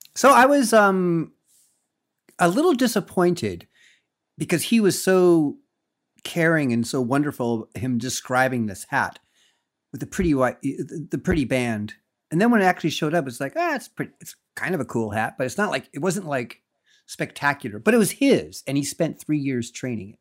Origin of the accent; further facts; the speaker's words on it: Napa Valley, California, United States; growing up in Napa Valley